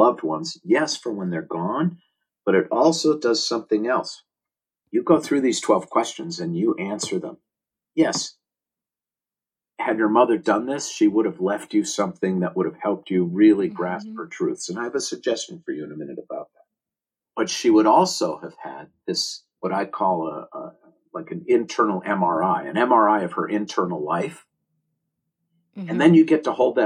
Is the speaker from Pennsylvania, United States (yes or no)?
no; Minneapolis, Minnesota, United States; I was born in Minneapolis, Minnesota on June 3rd, 1960